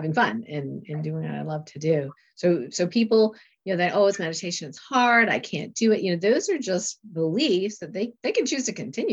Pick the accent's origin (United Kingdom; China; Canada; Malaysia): Canada; moved away as an adult; also born or lived in Lake Placid, New York; when I moved to Lake Placid from Canada